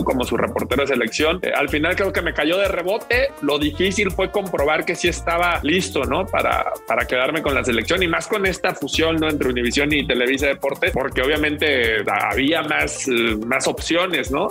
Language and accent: Spanish; Guadalajara, Jalisco, Mexico; Yo en, un principio soy, soy de Guadalajara, nací en Jalisco